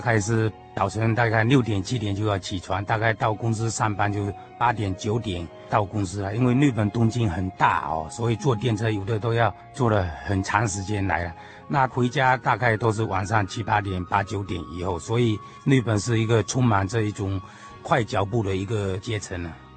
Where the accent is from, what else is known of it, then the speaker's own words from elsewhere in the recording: Fuqing, Fujian, China; moved away as an adult; now in Tokyo, Japan; 小弟的话是出生在中国大陆哈， 就是福建、福清的这个地方。我是十九岁去日本哈